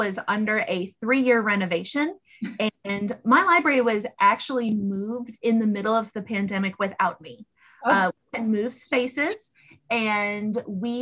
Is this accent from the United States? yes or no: yes; Massachusetts, United States; now in Fairfax County, Virginia, United States; Where I grew up in Massachusetts